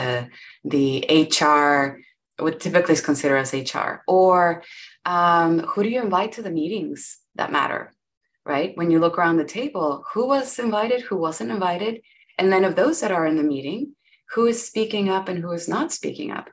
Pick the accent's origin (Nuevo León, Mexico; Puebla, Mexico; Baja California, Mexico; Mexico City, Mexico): Nuevo León, Mexico; Monterrey; first language Spanish; English is a second language; now in Austin, United States; I am from Monterrey, Mexico